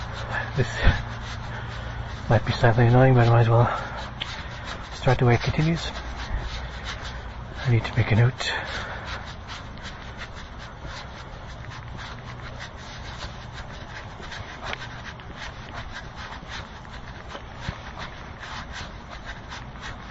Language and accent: English; Ireland; now in Charleston, United States; I am in Charleston, West Virginia. I am from Ireland